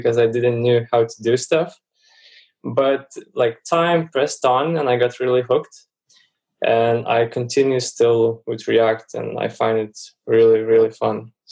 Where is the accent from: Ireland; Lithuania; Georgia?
Lithuania; I'm from Lithuania and Europe